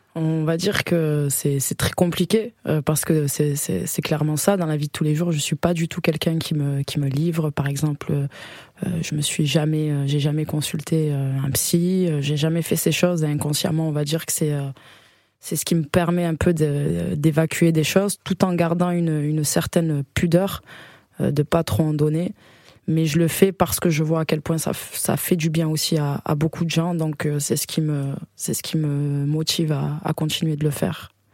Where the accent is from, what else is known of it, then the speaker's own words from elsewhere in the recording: Salon-de-Provence, Provence-Alpes-Côte d'Azur, France; moved away as an adult; now in Paris, France; je viens des alentours, euh, la ville qui s'appelle euh, Salon de Provence.